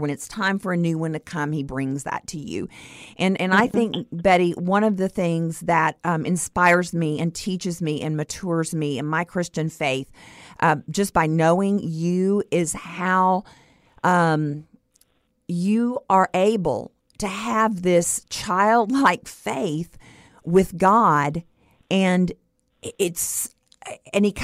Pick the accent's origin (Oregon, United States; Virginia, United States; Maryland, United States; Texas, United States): Texas, United States; Stephenville; my hometown of Stephenville, Texas